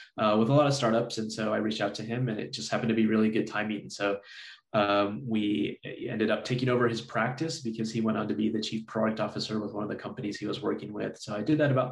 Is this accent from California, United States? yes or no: no; Texas, United States; also born or lived in Michigan; I grew up down here in Texas, went to college at UT Austin